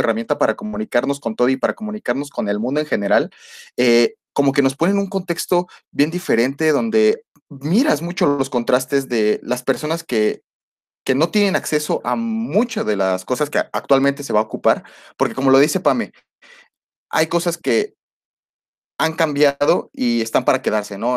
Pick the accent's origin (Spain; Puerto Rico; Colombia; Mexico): Mexico; nosotros como mexicanos